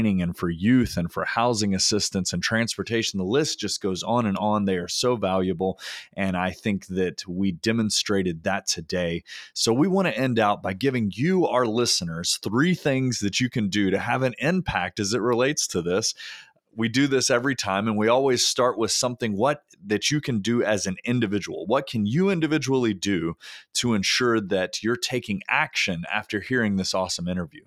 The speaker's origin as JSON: {"language": "English", "region": "North Carolina", "country": "United States", "said": "my home state of North Carolina"}